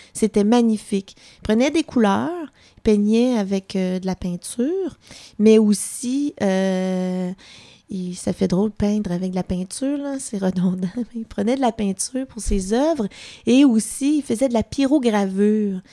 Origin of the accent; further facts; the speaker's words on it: Pierreville, Quebec, Canada; also born or lived in Sherbrooke / Odanak; j'ai passé mon enfance à Pierreville